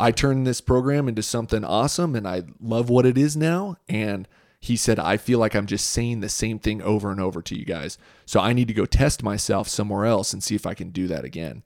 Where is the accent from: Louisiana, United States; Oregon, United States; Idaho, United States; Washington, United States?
Idaho, United States; Boise; I grew up here in Boise.